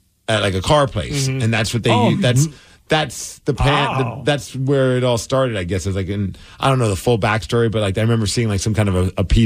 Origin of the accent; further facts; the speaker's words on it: New York, United States; moved away; I contend as a New Yorker, grew up